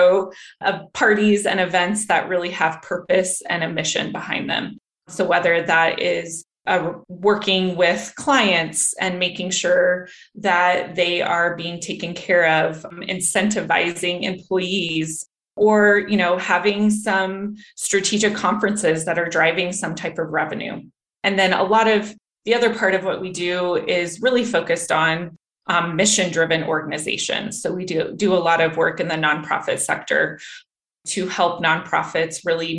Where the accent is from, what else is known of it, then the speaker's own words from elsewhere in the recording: Denver, Colorado, United States; moved away as an adult; also born or lived in Texas; I was born and raised here in Denver.